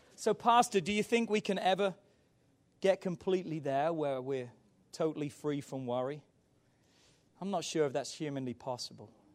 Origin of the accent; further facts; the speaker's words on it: England, United Kingdom; growing up in England